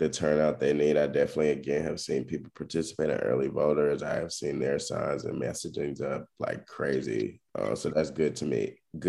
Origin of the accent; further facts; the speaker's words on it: the South, United States; I'm a Southern man